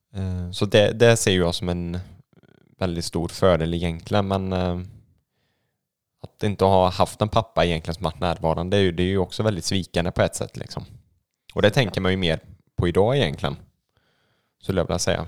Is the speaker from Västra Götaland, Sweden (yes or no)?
yes; Gothenburg, Västra Götaland, Sweden; moved away; jag är ju född och uppvuxen i Göteborg